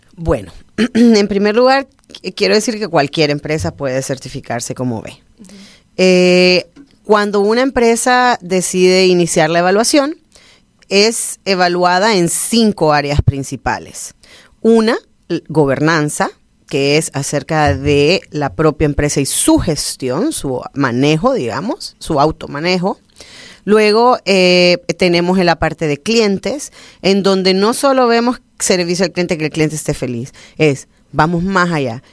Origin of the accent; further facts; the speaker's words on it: Honduras; somos bien catrachos